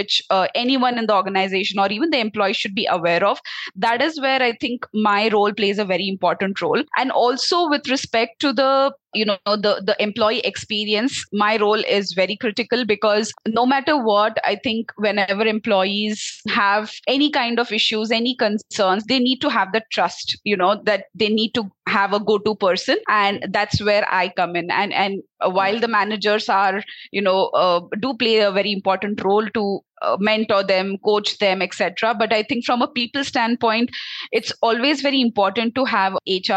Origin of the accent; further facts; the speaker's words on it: Belgaum, Karnataka, India; also born or lived in Noida; I am basically from Karnataka itself. So my hometown is in Belgaum. That's the north side of Karnataka.